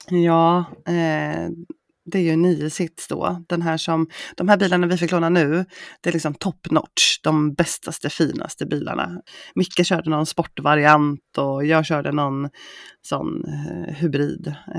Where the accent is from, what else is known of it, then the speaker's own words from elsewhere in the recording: Östergötland, Sweden; accent: Östgötska; nu tycker inte jag själv att jag pratar så himla brett östgötska